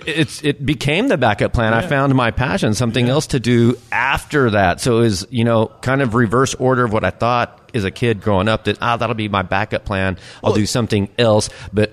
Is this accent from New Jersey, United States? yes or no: no; El Paso, Texas, United States; moved away; I'm from El Paso, Texas, originally.